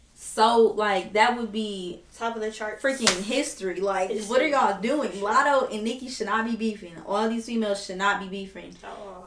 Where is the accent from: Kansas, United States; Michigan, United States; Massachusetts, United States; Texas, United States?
Michigan, United States; Detroit; I am from Detroit